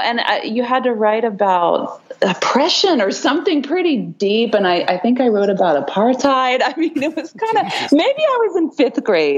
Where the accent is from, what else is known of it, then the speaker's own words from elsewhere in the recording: Easton, Maryland, United States; I grew up in a rural area of Maryland on the Eastern Shore.